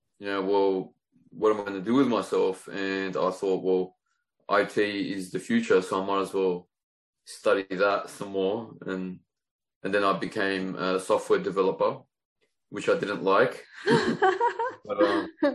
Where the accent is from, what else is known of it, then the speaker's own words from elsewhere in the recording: Sydney, New South Wales, Australia; I was born in Fairfield in Western Sydney, at Fairfield Hospital. I went to Fairfield High School and I lived there until in my 20s